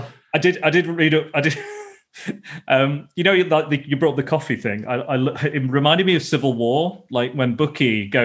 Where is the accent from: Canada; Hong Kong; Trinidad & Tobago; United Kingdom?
United Kingdom; the north of England; accent: northern; I'm a northerner, so I sound north